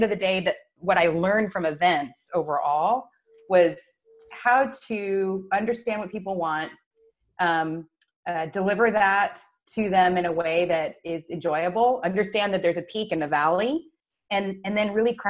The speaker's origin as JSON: {"language": "English", "region": "Washington", "country": "United States", "tie": "born or raised there", "said": "my first sales job, because I did like money, was selling sweet corn on the side of the road, Highway 395 in very northeastern Washington state"}